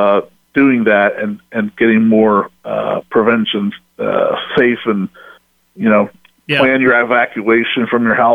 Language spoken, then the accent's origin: English; Kenton, Ohio, United States; I grew up in Kenton. I hate to leave my hometown